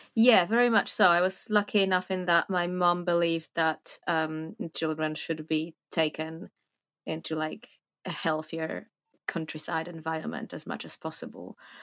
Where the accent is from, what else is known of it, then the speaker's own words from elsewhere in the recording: Warsaw, Masovian Voivodeship, Poland; moved away as an adult; now in Fontainebleau, France; I was born in Warsaw, Poland, where I lived until I was about twenty